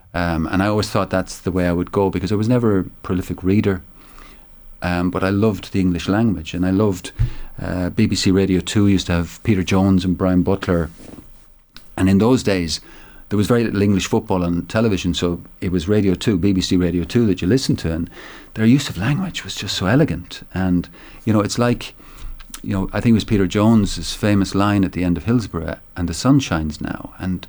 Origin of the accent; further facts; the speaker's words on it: Munster, Ireland; But then I was really torn because I'm from Tipperary and they were playing Tip the following Sunday in that semi-final